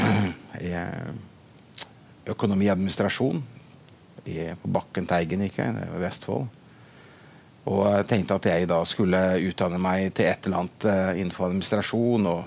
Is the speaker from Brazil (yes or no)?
yes; Brazil; now in Bømlo, Norway; født og oppvokst i Brasil som misjonærbarn og er nå pastor i, på Sion på Mosterhavn i Bømlo.